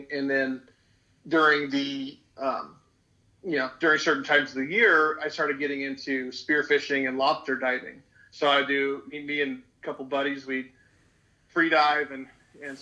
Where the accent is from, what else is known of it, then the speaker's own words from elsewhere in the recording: coastal California, United States; I was born and raised in California, in a non-hunting family